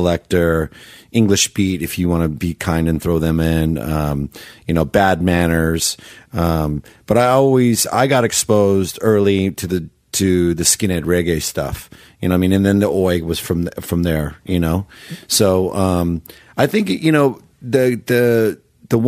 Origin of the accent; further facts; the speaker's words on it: Campbell, California, United States; I grew up in Campbell, California.